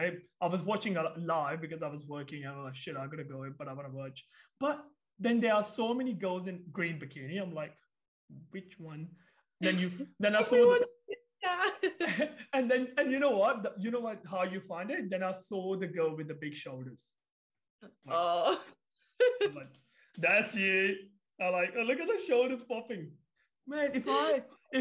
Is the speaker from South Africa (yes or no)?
no; India; moved away; I'm from India